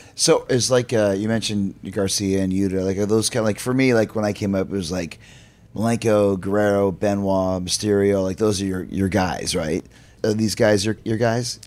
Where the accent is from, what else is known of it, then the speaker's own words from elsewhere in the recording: Canada; I'm Canadian, but we're from North America